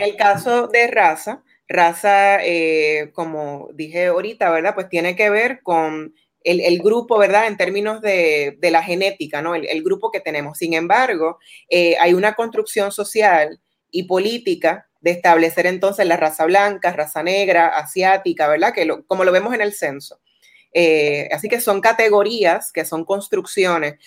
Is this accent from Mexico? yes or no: no; Puerto Rico; nos identifican como puertorriqueños